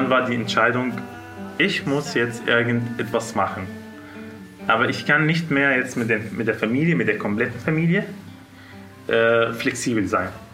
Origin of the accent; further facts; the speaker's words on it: Syria; German is a second language; moved away as an adult; now in Munich, Germany; Ich komme aus Syrien.